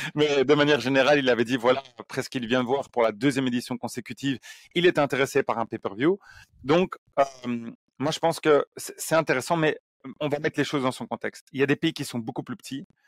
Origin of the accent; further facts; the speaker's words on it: Belgium; on est belge